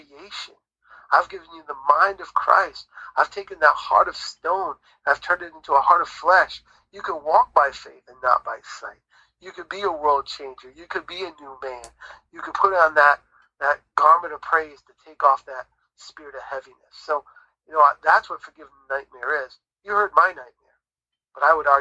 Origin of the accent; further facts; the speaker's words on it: New England, United States; we grew up in New England, so we grew up near the ocean